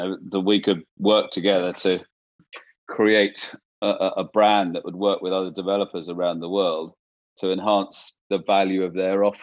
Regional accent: East Sussex, South East England, United Kingdom; moved away as an adult; also born or lived in London; I was brought up in East Sussex

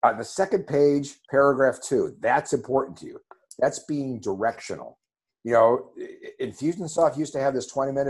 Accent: Ohio, United States; I'm from Ohio.

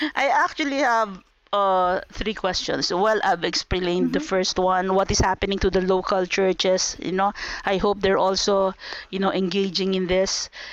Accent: Philippines; I come from the Philippines.

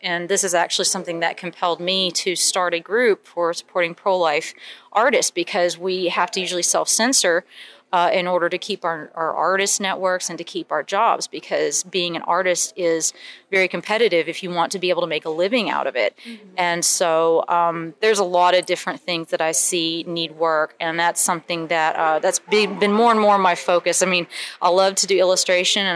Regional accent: Huntsville, Alabama, United States; I come from Huntsville, Alabama

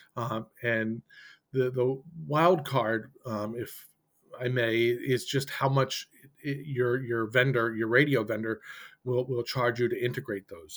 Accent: Boston, Massachusetts, United States; I'm from the Boston area

